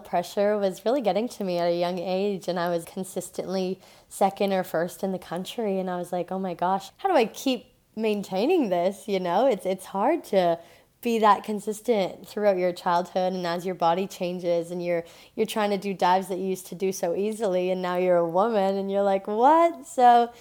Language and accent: English; Thunder Bay, Ontario, Canada; I was raised in Thunder Bay, Ontario